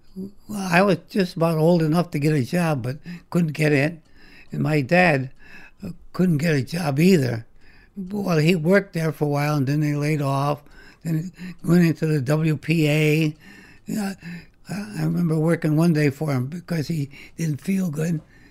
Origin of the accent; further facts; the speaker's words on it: Waterbury, United States; born there; That's right. I was born in Waterbury.